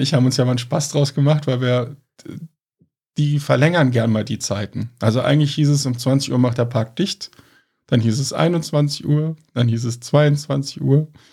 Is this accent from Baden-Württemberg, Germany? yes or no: no; Cologne, North Rhine-Westphalia, Germany; Wir sind halt Kölner